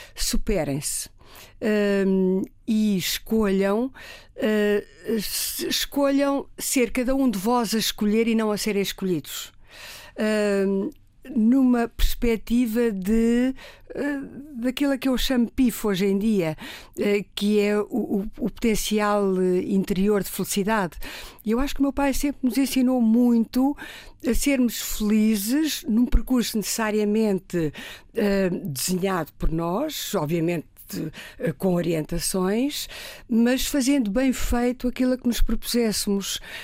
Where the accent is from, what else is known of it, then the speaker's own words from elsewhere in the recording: Riachos, Santarém District, Portugal; moved away as an adult; now in Lisbon, Portugal; Eu, eu, eu nasci na província, nos Riachos, eh, e nasci num sítio